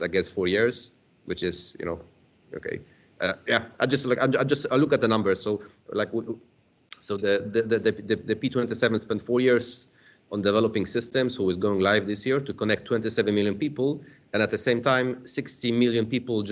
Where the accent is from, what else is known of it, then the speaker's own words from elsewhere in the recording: Poland; I'm from Poland